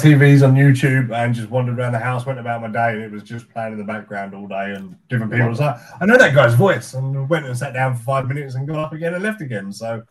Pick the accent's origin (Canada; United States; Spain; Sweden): Canada; I'm from Canada.